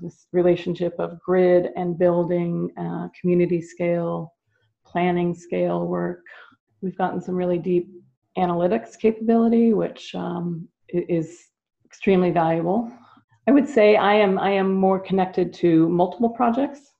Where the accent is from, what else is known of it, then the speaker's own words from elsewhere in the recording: California, United States; I grew up here in California when California was number one in the country in our educational system